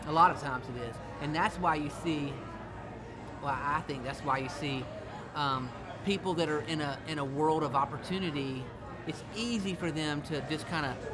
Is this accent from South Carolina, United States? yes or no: yes; South Carolina, United States; I'd say South Carolina